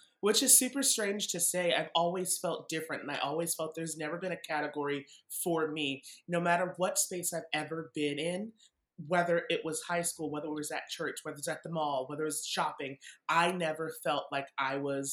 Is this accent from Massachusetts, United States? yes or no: yes; Massachusetts, United States; I grew up in Massachusetts.